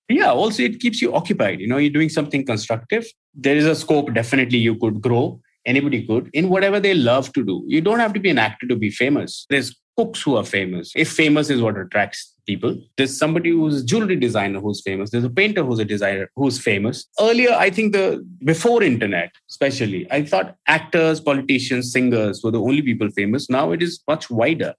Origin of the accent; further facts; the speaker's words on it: Gurgaon, Haryana, India; I'm not from Bombay. I lived in Gurgaon all my life. And Gurgaon that time was a small town which is now Gurugram